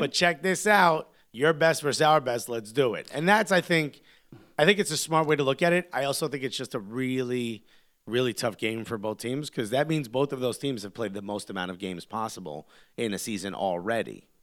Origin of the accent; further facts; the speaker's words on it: United States; as American soccer fans